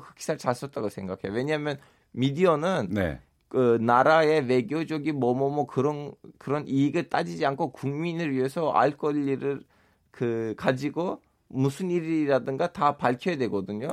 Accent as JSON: {"language": "Korean", "country": "Turkey", "second_language": "Korean", "moved": "as an adult", "lives_now": "South Korea"}